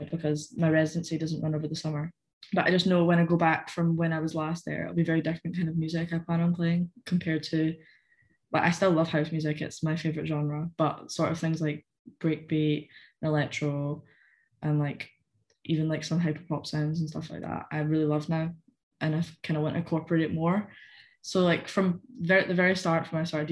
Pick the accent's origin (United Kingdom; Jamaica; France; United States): United Kingdom; Callander, Scotland; accent: weird accent; now in Glasgow, United Kingdom